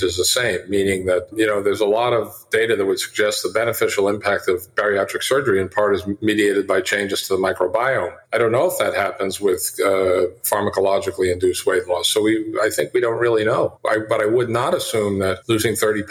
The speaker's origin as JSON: {"language": "English", "country": "United States"}